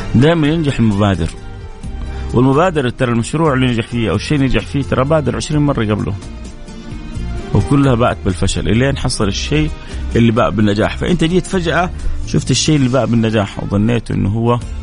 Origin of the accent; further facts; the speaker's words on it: Jeddah, Makkah Province, Saudi Arabia; عندنا في جده